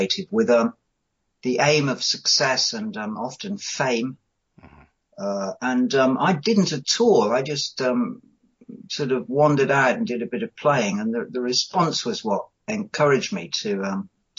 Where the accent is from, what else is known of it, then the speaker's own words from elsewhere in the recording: Coventry, West Midlands, United Kingdom; I grew up in Coventry, and I had bands at school